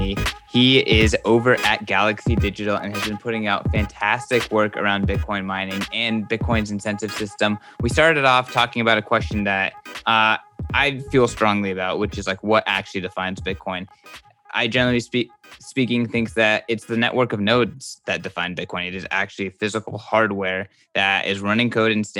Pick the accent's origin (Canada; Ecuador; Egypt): Egypt; I am sitting across the stream from a fellow Egyptian